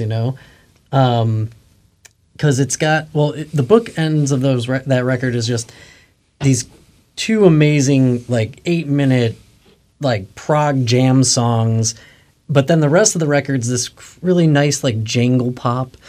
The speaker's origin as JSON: {"language": "English", "region": "Western New York", "country": "United States", "tie": "born or raised there", "said": "I grew up in Western New York"}